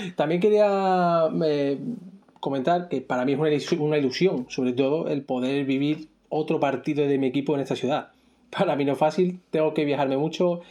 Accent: Seville, Andalusia, Spain; moved away as an adult; now in Cantabria, Spain; soy sevillano y sevillista, desde el mismo barrio de Piromontano

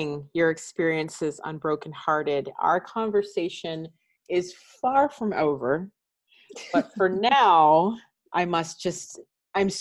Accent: Canada; I am Canadian, actually. I was born here. My family is Antiguan.

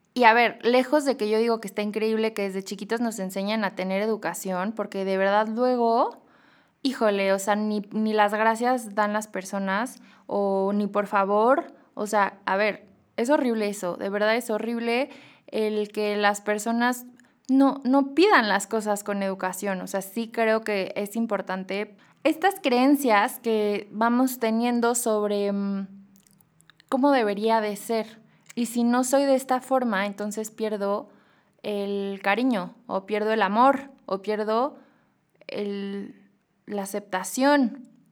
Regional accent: Mexico; also born or lived in Madrid, Spain; como mexicanos

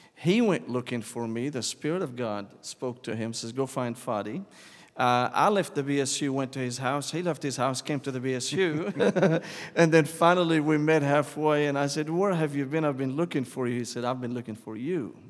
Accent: Damascus, Damascus Governorate, Syria; English is a second language; moved away as an adult; now in United States; I was born and raised in Damascus, Syria

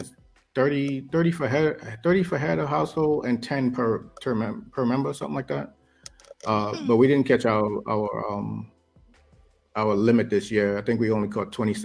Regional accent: Castries, St. Lucia; also born or lived in Korea; now in Alaska, United States; growing up in St. Lucia, that's exactly the life that I had. You know, we had we lived in Castries

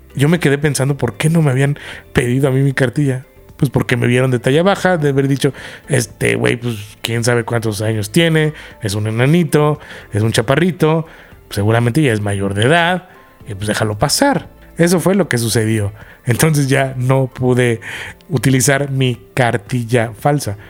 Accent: Querétaro, Mexico; moved away; also born or lived in Mexico City; De niño, cuando yo en Querétaro, nos íbamos a San Miguel de Allende o a Tequisquiapan y montaba caballos

